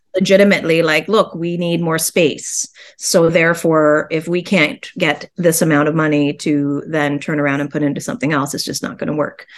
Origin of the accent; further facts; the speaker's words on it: Guelph, Ontario, Canada; I grew up in Guelph